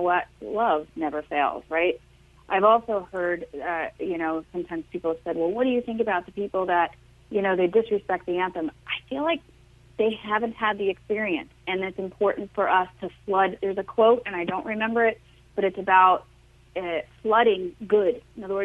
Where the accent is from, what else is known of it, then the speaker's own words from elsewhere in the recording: Long Island, New York, United States; I'm from Long Island